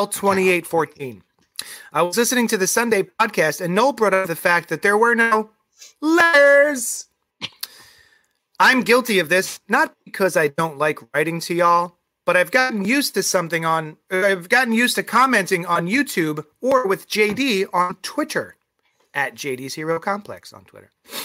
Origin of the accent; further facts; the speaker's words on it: Bahamas; I guess because it's a relaxing color from growing up in the Bahamas.